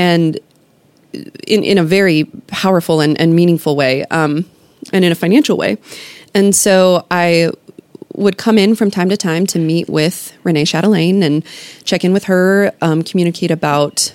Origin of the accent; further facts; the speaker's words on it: Kansas City, Missouri, United States; moved away as an adult; now in Baton Rouge, United States; I'm originally from Kansas City, Missouri